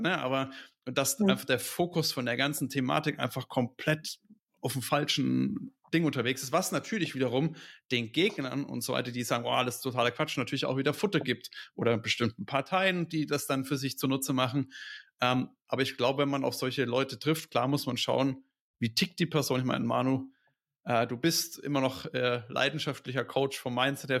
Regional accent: Franconia, Bavaria, Germany; Bei uns in Franken

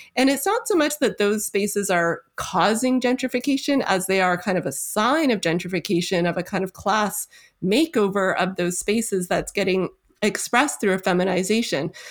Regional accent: Toronto, Ontario, Canada; moved away as an adult; now in Sackville, Canada; my hometown of Toronto

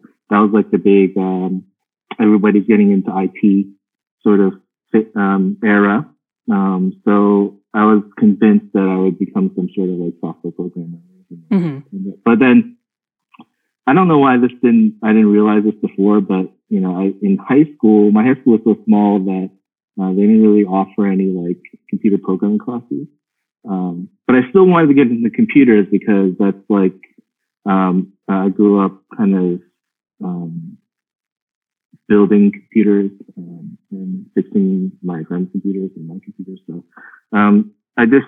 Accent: Pittsburgh, Pennsylvania, United States; I grew up in Pittsburgh

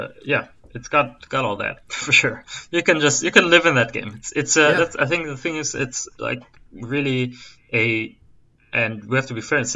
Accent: Germany; I'm from Germany

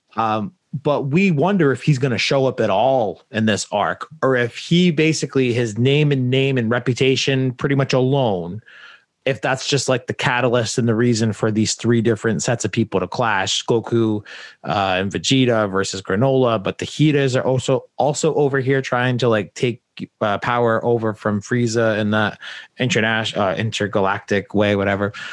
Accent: New England, United States; I grew up in New England

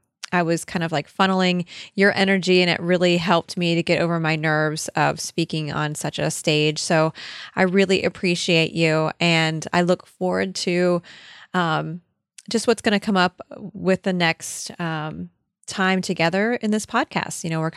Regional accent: Australia; I am Australian. I am blonde-haired and blue-eyed.

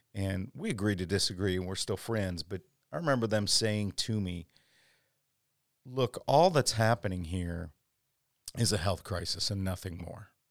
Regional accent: Chicago, Illinois, United States; moved away as an adult; also born or lived in Dallas, Texas / Wisconsin / Twin Cities, Minnesota; I planted a church five years ago, about 20 minutes south of you in the southwest suburbs of Chicagoland. I grew up here

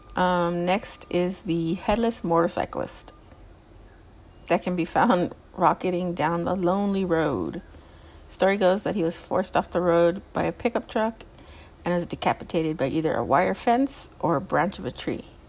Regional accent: Southern California, United States; I'm from California. I'm from Southern California. I'm not from Northern California

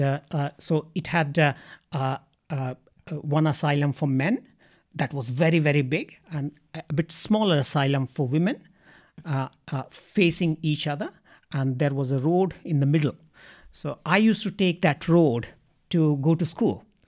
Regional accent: Ranchi, Jharkhand, India; moved away as an adult; also born or lived in Kanke; now in Australia; I come from India and, uh, I come from, uh, uh, a city, uh, but, uh, uh, me and my family have house in the outskirts of that city. And that city is called Ranchi.

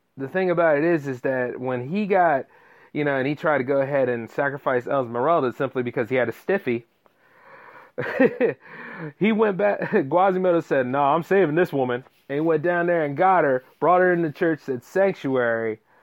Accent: Delaware, United States; my home state of Delaware

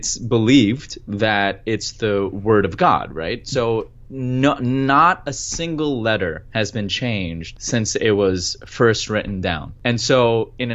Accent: Pakistan; I'm Pakistani, and we speak Urdu in Pakistan

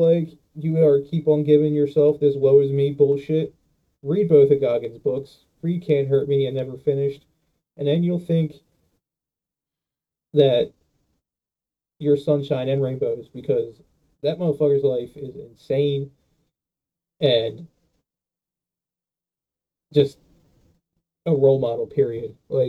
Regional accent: New Jersey, United States; Oh, I am from Jersey, man.

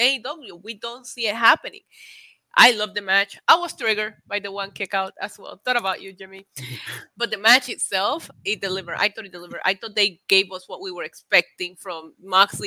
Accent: Puerto Rico; English is a second language; moved away; also born or lived in Midwest, United States / New York, United States; I lived in the Midwest when I first moved to the States from Puerto Rico

